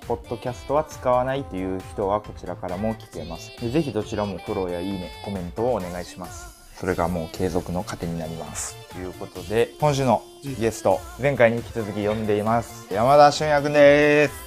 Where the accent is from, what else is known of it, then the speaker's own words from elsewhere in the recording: Kansai, Japan; accent: Kansai dialect; moved away; こうやって関西弁である程度話してんねんけど。基本標準語で話してて